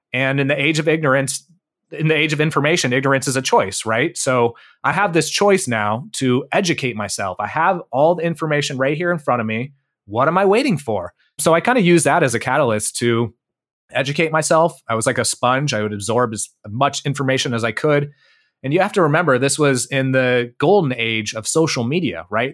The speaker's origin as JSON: {"language": "English", "area": "Bay Area", "region": "California", "country": "United States", "tie": "born or raised there", "said": "I grew up in the Bay Area, uh, of California"}